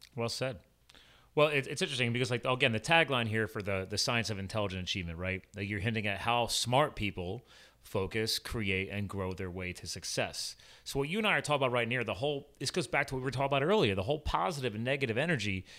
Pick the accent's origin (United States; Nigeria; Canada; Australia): United States; East Coast; I'm from the East Coast